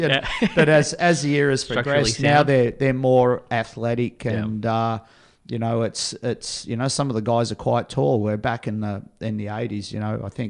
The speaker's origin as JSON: {"language": "English", "country": "Australia"}